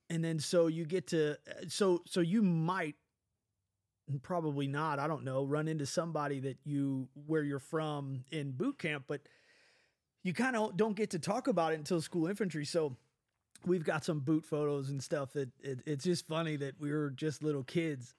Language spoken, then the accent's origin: English; Midwest, United States; accent: Midwest; we have a dialect here in the Midwest